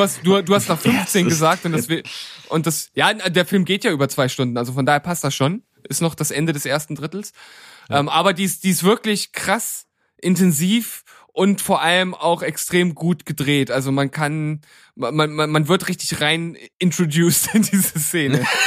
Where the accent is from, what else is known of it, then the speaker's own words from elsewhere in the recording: Leipzig, Saxony, Germany; zu meiner Heimatstadt